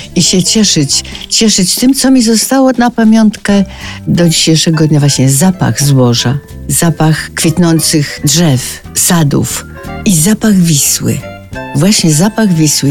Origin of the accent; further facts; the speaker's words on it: Solec Kujawski, Kuyavian-Pomeranian Voivodeship, Poland; now in Warsaw, Poland; w tym Solcu Kujawskim mieszkałam wręcz nad Wisłą